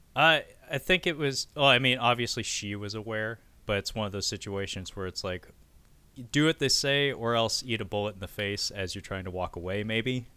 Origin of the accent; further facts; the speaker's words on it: United States; as an American